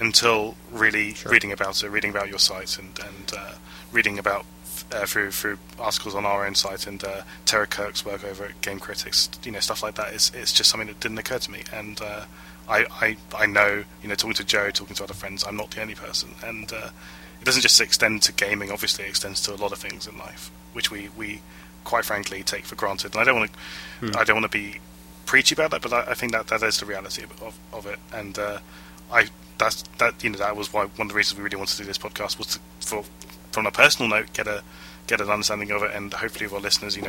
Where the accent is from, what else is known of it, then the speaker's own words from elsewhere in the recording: United Kingdom; I'm British